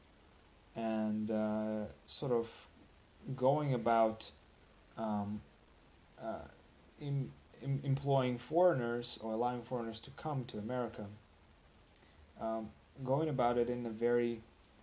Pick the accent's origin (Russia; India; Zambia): Russia; moved away as an adult; now in United States; I'm from from Russia